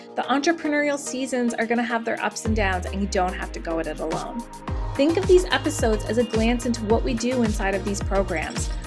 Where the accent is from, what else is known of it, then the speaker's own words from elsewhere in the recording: Nova Scotia, Canada; accent: East Coast; now in Vancouver Island, Canada; I was growing up back in Nova Scotia as a kid